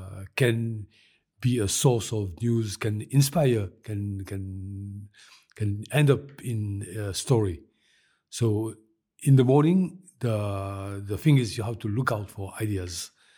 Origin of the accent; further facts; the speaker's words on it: Mauritius; As you know, I am from Mauritius.